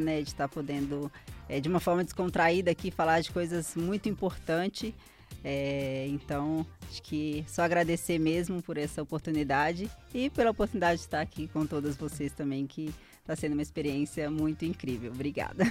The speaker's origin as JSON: {"language": "Portuguese", "town": "Caeté", "region": "Minas Gerais", "country": "Brazil", "said": "a minha cidade, eu sou de Caeté"}